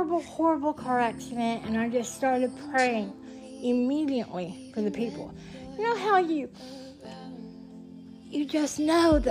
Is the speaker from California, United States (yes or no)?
no; Tuscaloosa, Alabama, United States; My hometown was just really starting to be filled with people all over on methadone, you know? In Tuscaloosa, Alabama